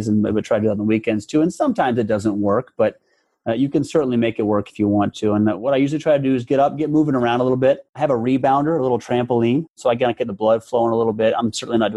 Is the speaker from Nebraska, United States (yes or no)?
yes; Omaha, Nebraska, United States; Born and raised in Omaha, Nebraska